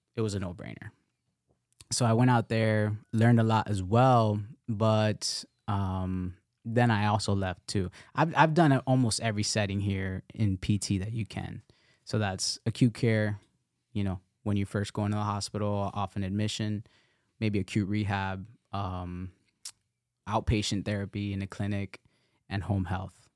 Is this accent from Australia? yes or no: no; Nicaragua; I'm from Nicaragua